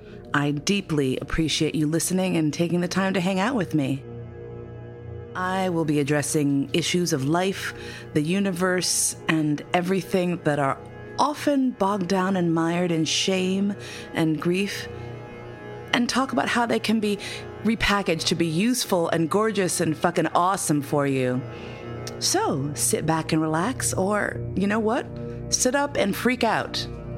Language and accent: English; New York City, New York, United States; I grew up in New York City, but my accent would not necessarily peg me as a New Yorker.